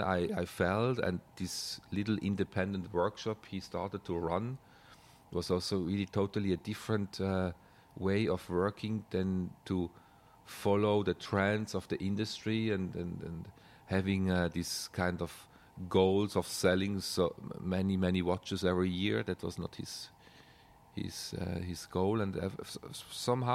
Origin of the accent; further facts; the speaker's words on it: German-speaking Switzerland, Switzerland; English is a second language; I come from Swiss Germany, so that's kind of a difference in dialect